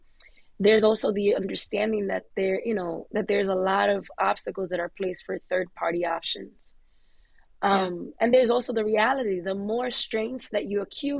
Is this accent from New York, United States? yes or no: yes; New York, United States; I'm a New Yorker through and through